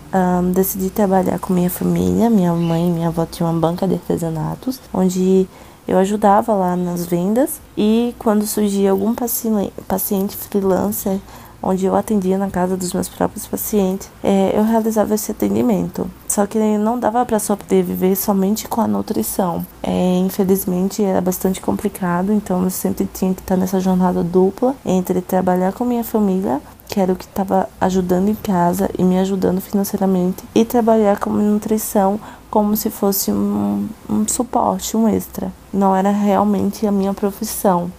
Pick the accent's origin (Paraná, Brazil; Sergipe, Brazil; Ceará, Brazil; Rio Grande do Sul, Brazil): Sergipe, Brazil; Aracaju; moved away as an adult; now in São Paulo, Brazil; Eu sou natural de Aracaju, Sergipe. Uh, nasci e cresci na minha cidade